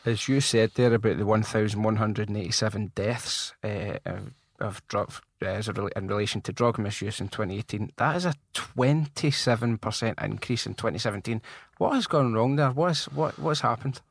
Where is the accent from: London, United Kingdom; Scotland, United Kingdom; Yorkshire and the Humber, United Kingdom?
Scotland, United Kingdom; Glasgow; I grew up in Rob Royston, which is in the north of Glasgow